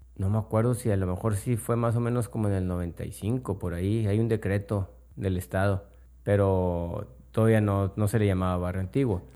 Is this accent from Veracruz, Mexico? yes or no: no; Monterrey, Nuevo León, Mexico; Yo soy de Monterrey